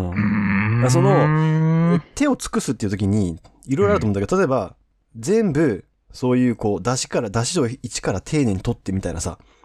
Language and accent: Japanese; Kansai, Japan; 自分がその関西出身だからね